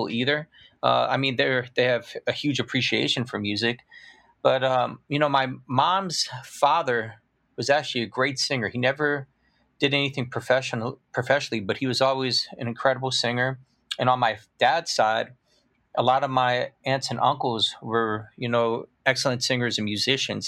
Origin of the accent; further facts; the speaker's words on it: Peoria, Illinois, United States; I was actually born and raised in Peoria, Illinois